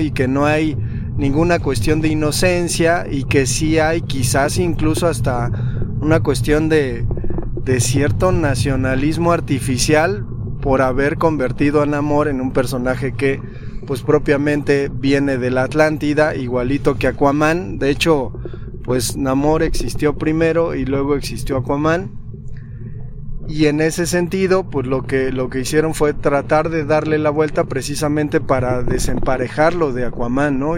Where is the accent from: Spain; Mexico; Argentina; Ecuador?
Mexico; somos mexicanos